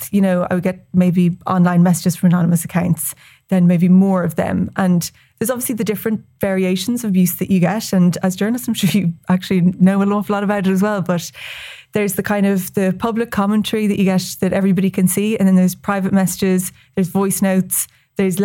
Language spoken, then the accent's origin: English; West Cork, Munster, Ireland; I'm from West Cork